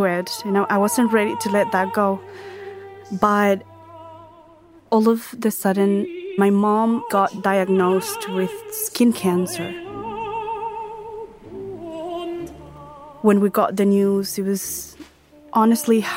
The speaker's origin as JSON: {"language": "English", "country": "Venezuela", "tie": "born or raised there", "moved": "yes", "said": "I was born in Venezuela, and I lived there with my family"}